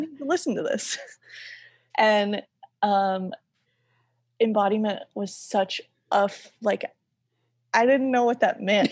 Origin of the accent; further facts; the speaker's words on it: Bible Belt, the South, United States; I grew up in the South, in, like, the heart of the Bible Belt